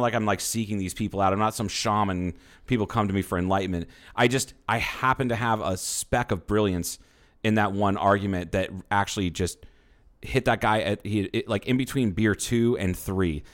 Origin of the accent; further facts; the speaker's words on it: the Bible Belt, United States; I grew up in the Bible Belt